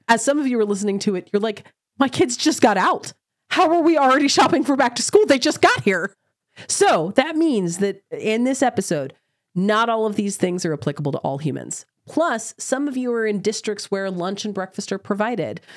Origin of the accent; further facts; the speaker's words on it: Oklahoma, United States; I have was born in Oklahoma. I grew up in Oklahoma